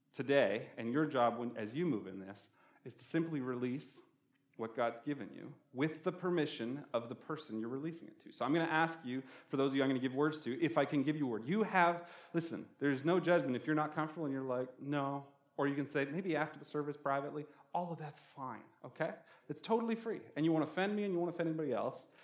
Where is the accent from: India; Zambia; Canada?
Canada; now in Albuquerque, United States; I'm from Canada, we have a lot of rivers